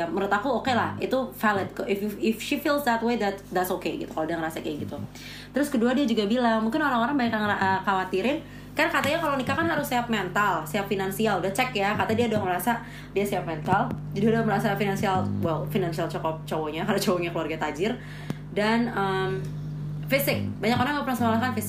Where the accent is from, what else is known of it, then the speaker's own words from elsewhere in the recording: North Sumatra, Indonesia; aku sebagai orang Batak tersinggung